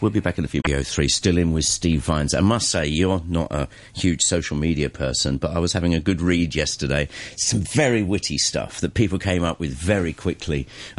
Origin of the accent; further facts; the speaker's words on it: England, United Kingdom; now in Hong Kong; I'm English.